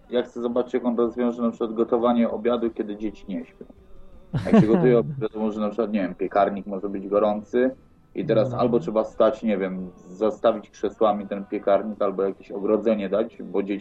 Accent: Opole, Opole Voivodeship, Poland; moved away; A że jestem z Opola, to właśnie się pytam.

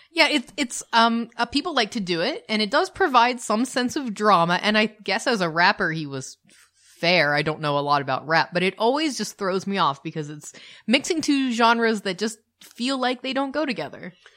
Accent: United States; We're the American couple

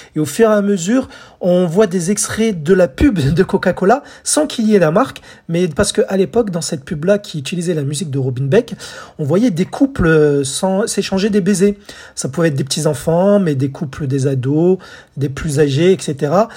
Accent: France; chez nous en France

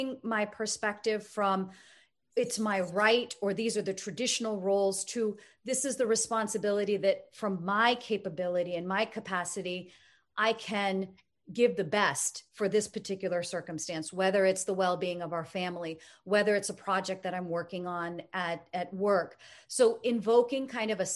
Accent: United States; being an American born and raised in the United States

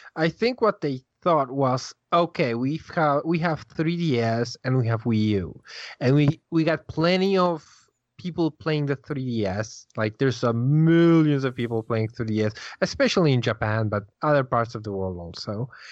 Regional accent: Poland; I'm Polish.

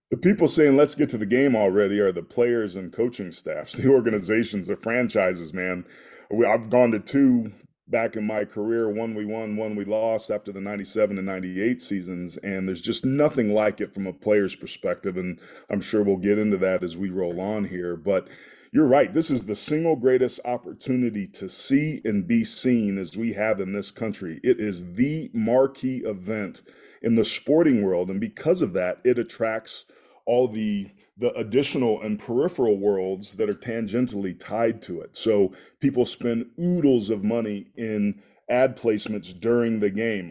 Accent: Bay Area, California, United States; I grew up in the Bay Area

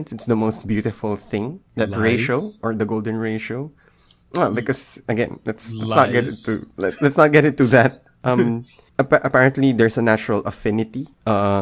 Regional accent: Philippines; we're Filipino

